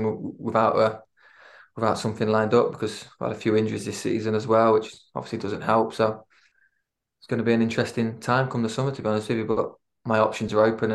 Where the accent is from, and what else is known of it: Lincoln, East Midlands, United Kingdom; born or raised there; moved away; also born or lived in Swansea